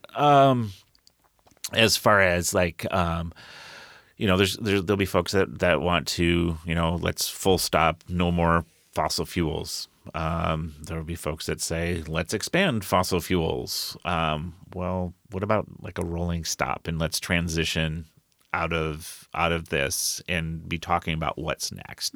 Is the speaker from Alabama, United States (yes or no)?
no; Colville, Washington, United States; also born or lived in Rochester, Minnesota; now in Tacoma, United States; I grew up in Colville, Kettle Falls. This is very rural areas